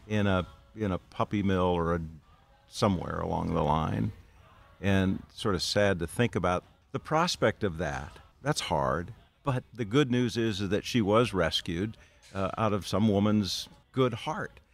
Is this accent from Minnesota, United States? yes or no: yes; Minnesota, United States; a bunch of other kids from my hometown in Minnesota